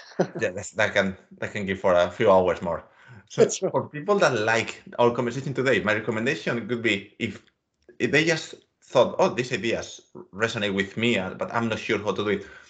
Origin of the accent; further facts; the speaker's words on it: Mediterranean coast, Spain; I come from the Mediterranean coast of Spain